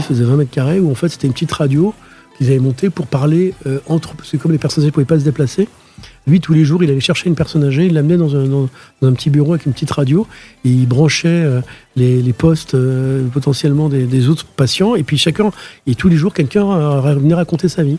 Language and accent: French; France; also born or lived in Queens, New York / Outremont, Montreal; je suis un Français parce que je suis né en France